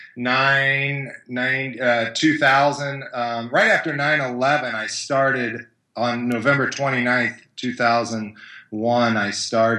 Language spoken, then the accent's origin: English; Kansas City, United States; I grew up in Kansas City, 1973, born to an NFL football player